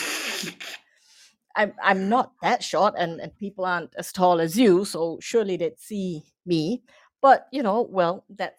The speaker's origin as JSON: {"language": "English", "country": "Singapore", "tie": "born or raised there", "also_born_or_lived": "Vietnam", "moved": "as an adult", "said": "My mom is from Vietnam. I was born in Vietnam. My dad's from Germany. My brother and myself, we grew up in Singapore, and English was the language of the home."}